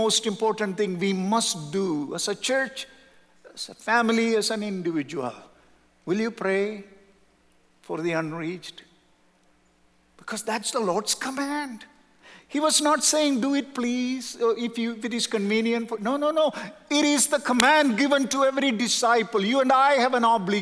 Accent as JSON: {"language": "English", "region": "South India", "country": "India", "also_born_or_lived": "Southern California", "moved": "yes", "said": "We are from South India."}